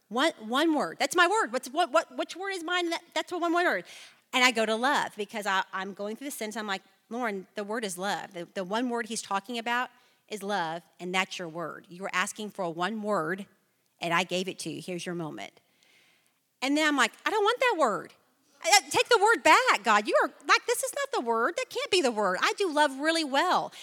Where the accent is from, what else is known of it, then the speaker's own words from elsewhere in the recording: Flower Mound, Texas, United States; I was born and raised in Flower Mound, Texas